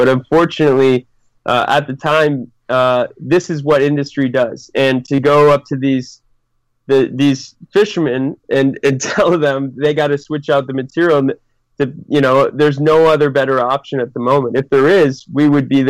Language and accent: English; New England, Massachusetts, United States; moved away as an adult; also born or lived in Sydney, Australia; now in Chile; I grew up back in New England